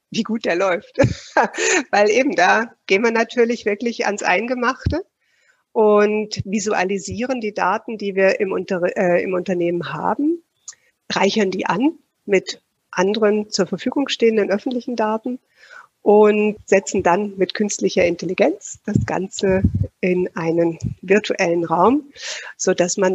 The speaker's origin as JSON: {"language": "German", "country": "Switzerland", "said": "dass bei uns in der Schweiz, ich könnte jetzt gar nicht mal sagen, dass wir irgendwo diesen Schwerpunkt Vertrieb in dem, im Bachelorstudium zum Beispiel haben."}